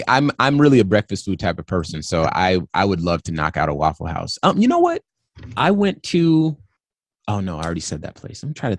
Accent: California, United States; I'm from California, so I've been to beaches.

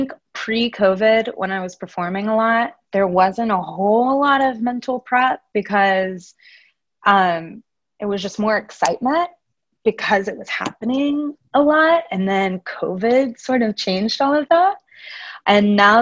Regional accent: Memphis, Tennessee, United States; now in Nashville, United States; I grew up in Memphis

